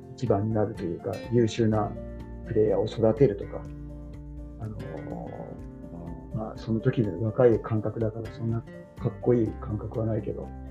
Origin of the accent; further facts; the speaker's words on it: Tokyo, Japan; 僕は東京出身だったんで